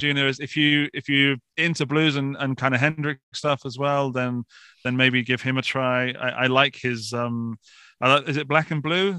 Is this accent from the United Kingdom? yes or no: yes; Forest of Dean, Gloucestershire, South West England, United Kingdom; accent: British; moved away as an adult; now in Austria; I come from a small, small village in the southwest of Gloucestershire in a place called the Forest of Dean